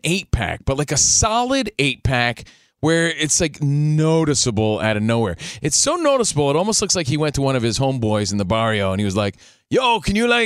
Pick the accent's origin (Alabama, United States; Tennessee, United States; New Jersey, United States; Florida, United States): New Jersey, United States; I'm from Jersey.